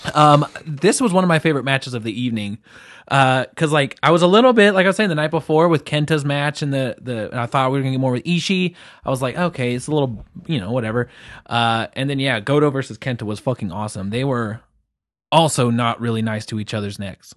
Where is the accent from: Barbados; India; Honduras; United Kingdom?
United Kingdom; England; I'm English